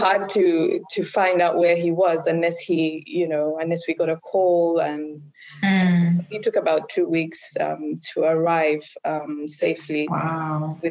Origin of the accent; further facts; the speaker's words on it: Zambia; moved away; also born or lived in Uganda / Kenya; I spent about 10 years in Zambia in primary school